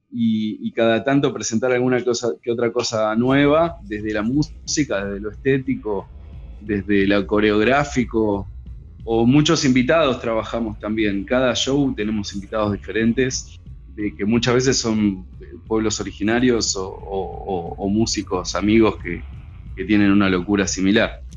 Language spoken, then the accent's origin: Spanish; Ituzaingó, Buenos Aires Province, Argentina; yo me crié en Ituzaingó